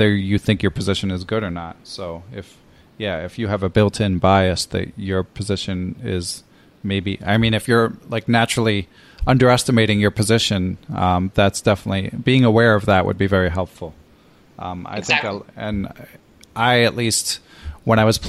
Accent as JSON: {"language": "English", "town": "Philadelphia", "region": "Pennsylvania", "country": "United States", "said": "I'm also from Philly"}